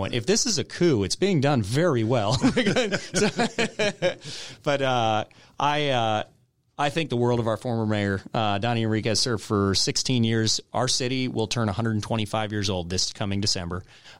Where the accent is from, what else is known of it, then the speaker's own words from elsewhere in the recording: Michigan, United States; born there; also born or lived in California / Texas / North Carolina / Georgia; I was born in Michigan. I lived in Michigan, California, Texas, North Carolina, Georgia.